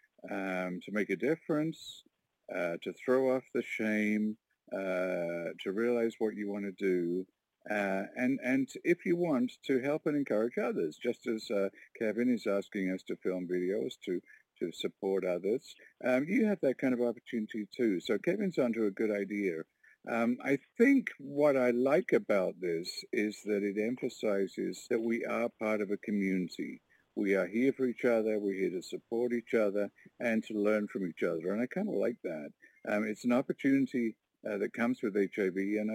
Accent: Warkworth, Ontario, Canada

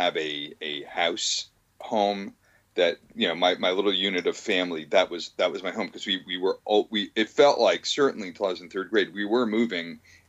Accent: Bergen County, New Jersey, United States; also born or lived in California / Philadelphia / Newton Centre, Massachusetts / Cherry Hill, New Jersey; in Philadelphia for a year and Newton Center for a year and Cherry Hill, New Jersey for 2 years. And then Bergen County from like third grade on. And then, I mean, we've been in the New York area since about third grade.

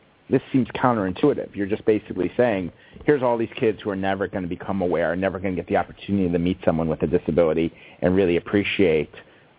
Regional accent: New York, United States; also born or lived in East Coast; now in California, United States; the community I grew up in New York, where it was very siloed.

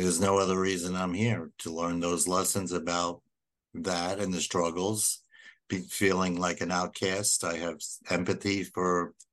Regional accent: New York City, New York, United States; moved away as an adult; also born or lived in Minnesota; Born and bred in Brooklyn, New York

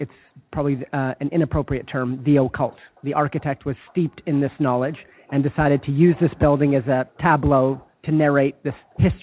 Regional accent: Winnipeg, Manitoba, Canada; my hometown

